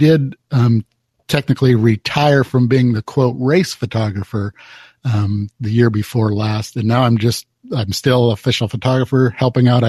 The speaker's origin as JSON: {"language": "English", "area": "Bay Area", "region": "California", "country": "United States", "tie": "born or raised there", "moved": "as an adult", "lives_now": "Anchorage, United States", "said": "I grew up in the Bay Area of California"}